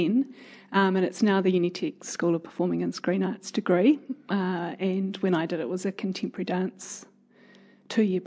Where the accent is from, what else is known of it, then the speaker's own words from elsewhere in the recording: Piopio, Waikato, New Zealand; also born or lived in Auckland; where I grew up in Peel Peel.